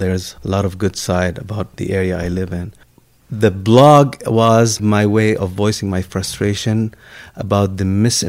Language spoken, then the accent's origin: English; Lebanon; moved away; I grew up in Lebanon in the midst of our civil war.